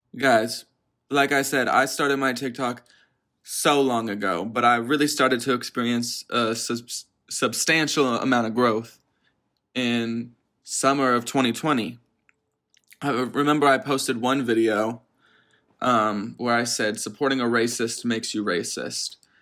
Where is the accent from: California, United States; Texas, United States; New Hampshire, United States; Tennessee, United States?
Texas, United States; Dallas; I'm from Dallas, Texas." Or so I say. I'm actually in the suburbs of Dallas